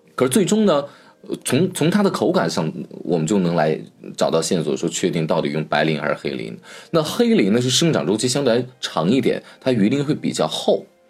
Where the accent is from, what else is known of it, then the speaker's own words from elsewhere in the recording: China; 我们中国人的一个讲究